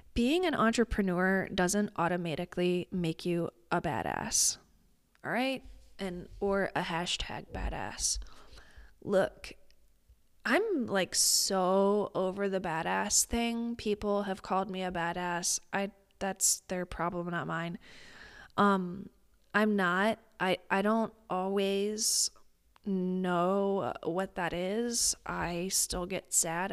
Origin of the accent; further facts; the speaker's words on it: Midwest, United States; I'm a Midwesterner